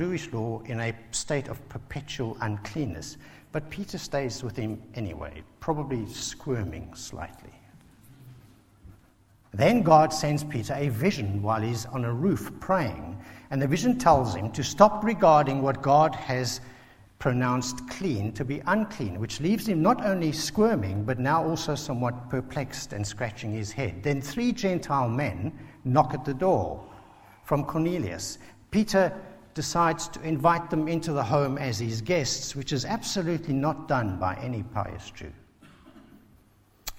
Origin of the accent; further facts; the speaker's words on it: South Africa; now in Basingstoke, United Kingdom; a South African who grew up under apartheid